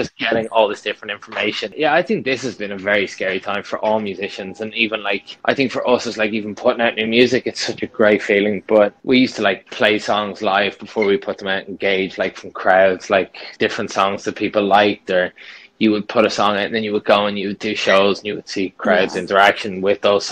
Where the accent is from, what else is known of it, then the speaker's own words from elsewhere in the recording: Dublin, Leinster, Ireland; I'm a nobody from Dublin